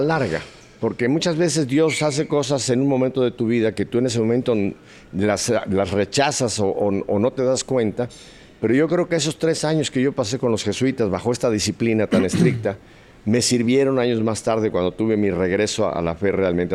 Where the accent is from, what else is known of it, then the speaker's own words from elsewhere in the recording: Mexico City, Mexico; yo soy nacido en Ciudad de México con mucho orgullo, soy mexicano